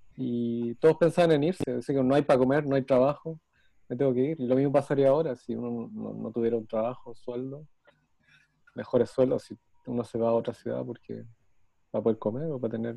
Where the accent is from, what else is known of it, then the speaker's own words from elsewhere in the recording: Chile; somos chilenos